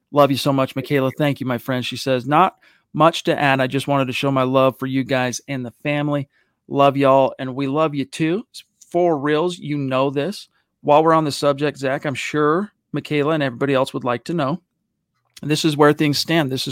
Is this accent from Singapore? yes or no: no; Canada; Oh, yeah, I am from Canada.